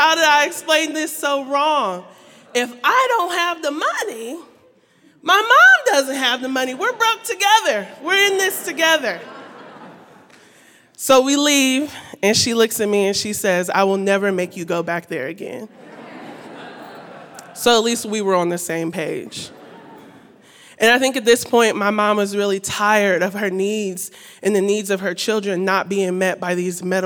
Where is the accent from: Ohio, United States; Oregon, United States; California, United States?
Ohio, United States; Columbus; this little black girl growing up in Columbus, Ohio with my two sisters